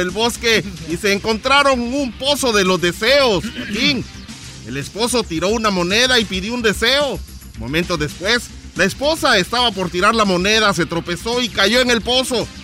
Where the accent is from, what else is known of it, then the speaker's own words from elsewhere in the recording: Guatemala; moved away; also born or lived in United States; te transmito desde Tecumumán, San Marcos, Guatemala, frontera con México, en donde estoy aquí varado, puesto que no están dejando entrar a la gente guatemalteca de regreso, máxime si llegamos de Estados Unidos.